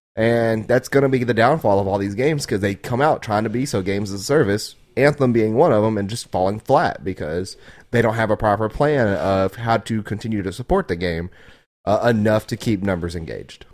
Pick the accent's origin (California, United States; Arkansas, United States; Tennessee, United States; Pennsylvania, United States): Arkansas, United States; I'm from Arkansas.